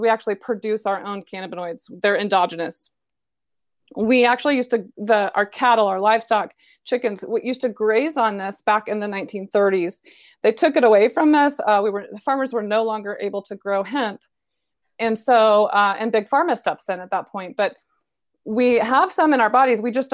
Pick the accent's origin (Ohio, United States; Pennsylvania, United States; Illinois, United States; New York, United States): Illinois, United States; Decatur; moved away as an adult; now in Dallas, United States; I'm actually from Decatur, Illinois